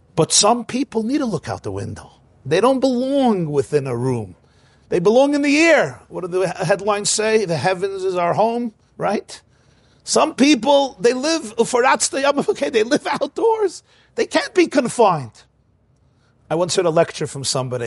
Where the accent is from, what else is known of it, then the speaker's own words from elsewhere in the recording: New York City, New York, United States; I grew up in Crown Heights